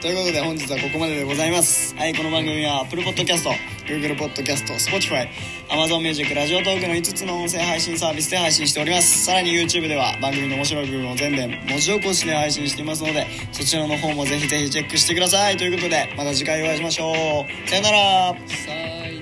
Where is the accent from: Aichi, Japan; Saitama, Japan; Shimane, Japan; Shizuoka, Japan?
Shimane, Japan; 僕らのね、地元の山陽新報っていうね、島根県の